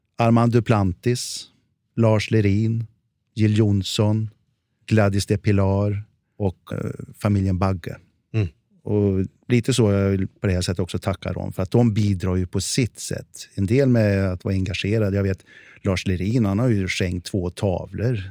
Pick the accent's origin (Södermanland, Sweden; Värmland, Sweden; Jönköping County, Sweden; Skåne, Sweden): Värmland, Sweden; accent: Värmland dialect; moved away; also born or lived in Stockholm; jag är ju värmlänning från början